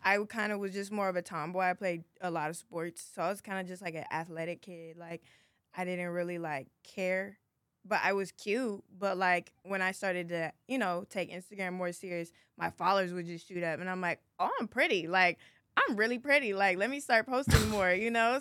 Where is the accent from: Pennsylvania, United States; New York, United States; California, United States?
California, United States; Inglewood; I'm from Los Angeles, California, most, more specifically, Inglewood, um, Playa del Rey area